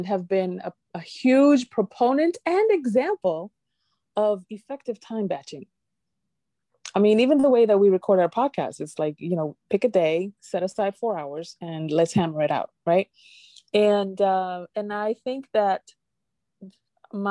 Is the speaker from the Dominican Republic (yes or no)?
yes; Dominican Republic; accent: Dominican; My Latin accent, my Dominican accent